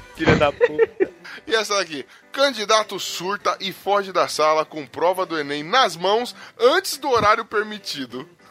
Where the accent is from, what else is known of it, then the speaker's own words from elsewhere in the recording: São Paulo, Brazil; eu sou pobre, sou da ZL